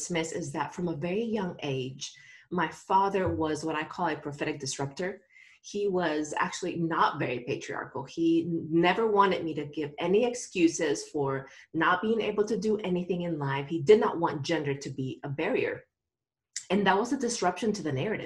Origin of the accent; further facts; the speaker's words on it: Nicaragua; moved away; I grew up in Nicaragua and I am a third generation pastor.